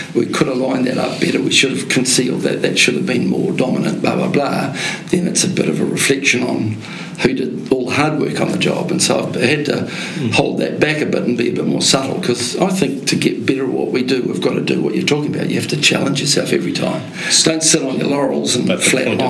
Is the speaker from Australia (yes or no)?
no; Te Awamutu, Waikato, New Zealand; I'm from Te Awamutu in the Waikato